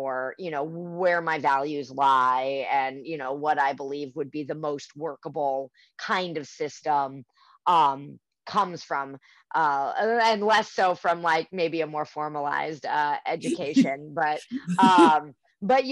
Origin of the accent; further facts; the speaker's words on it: Germany; moved away; I'm from Germany.